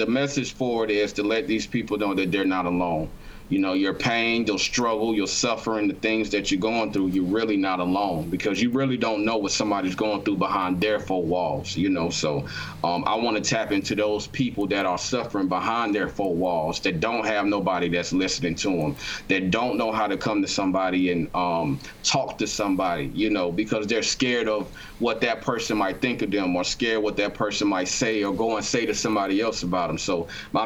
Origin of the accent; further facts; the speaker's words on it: Augusta, Georgia, United States; also born or lived in North Carolina; now in Durham, United States; I'm from Augusta, Georgia, and I've been a little bit all over the world